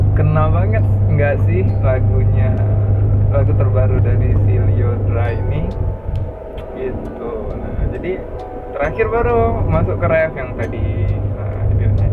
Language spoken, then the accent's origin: Indonesian; Sumatra, Indonesia; kalau bahasa kami orang Sumatera